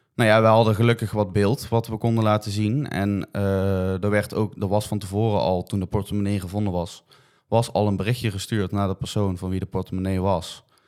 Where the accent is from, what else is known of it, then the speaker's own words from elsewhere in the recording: Netherlands; je bent als Nederlander toch in het buitenland